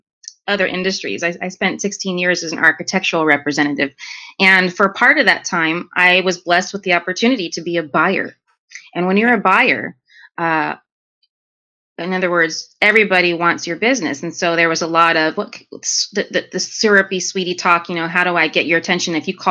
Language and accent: English; New York, United States; I'm from New York. I'm called that all the time.